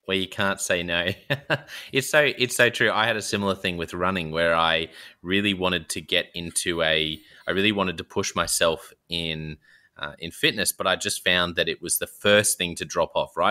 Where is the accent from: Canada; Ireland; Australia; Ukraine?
Australia; being an Aussie